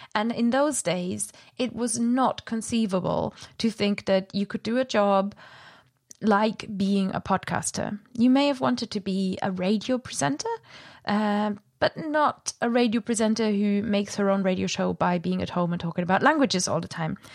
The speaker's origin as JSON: {"language": "English", "country": "Germany", "accent": "German", "said": "my german accent"}